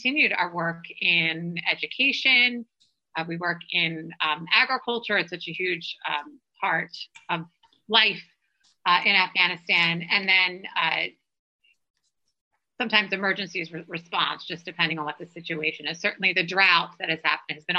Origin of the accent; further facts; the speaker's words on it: Philadelphia, Pennsylvania, United States; I grew up in Philadelphia, so that's not so far from D.C.